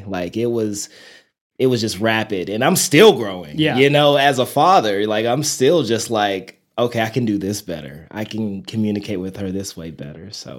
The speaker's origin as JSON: {"language": "English", "town": "Amarillo", "region": "Texas", "country": "United States", "said": "Like, people ask me, where are you from? I'm like, Amarillo, Texas. And they're like, where the heck is that at? And I'm like, it's like in the top of Texas."}